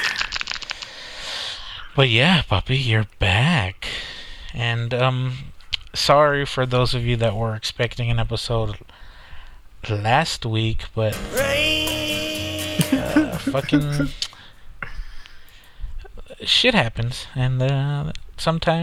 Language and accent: English; South Texas, United States; we're from South Texas